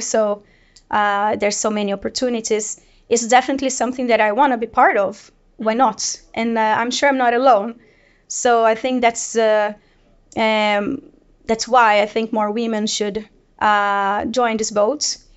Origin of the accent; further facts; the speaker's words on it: Brazil; moved away as an adult; now in Sweden; I live in Sweden for 13 years, and I'm originally from Brazil